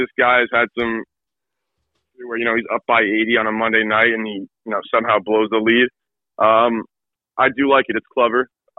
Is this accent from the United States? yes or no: yes; Boston, Massachusetts, United States; if I'm from Boston, which I am